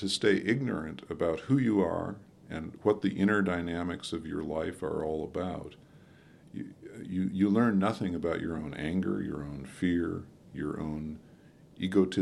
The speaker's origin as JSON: {"language": "English", "town": "Wilmette", "region": "Illinois", "country": "United States", "tie": "born or raised there", "said": "I grew up on the North Shore of Chicago in the 50s in Wilmette, Illinois"}